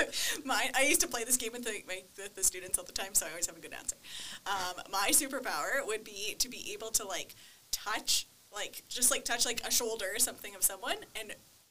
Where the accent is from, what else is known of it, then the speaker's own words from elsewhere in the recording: Eston, Saskatchewan, Canada; I grew up in a small town, so it was one school, Eston Composite School.